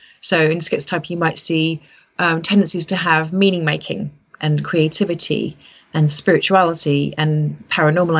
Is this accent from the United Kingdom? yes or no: yes; United Kingdom; so I'm British, I came from that background